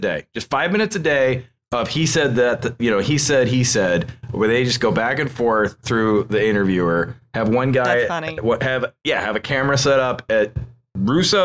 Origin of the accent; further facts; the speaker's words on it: New York, United States; I'm a New Yorker.